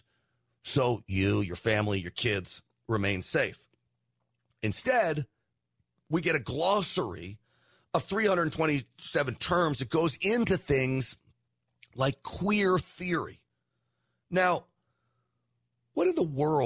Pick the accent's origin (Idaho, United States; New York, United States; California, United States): New York, United States; Scarsdale; I grew up in Scarsdale, New York